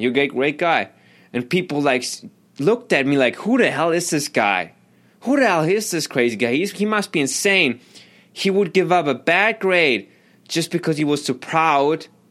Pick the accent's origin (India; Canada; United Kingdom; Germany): Germany; moved away; I grew up in Germany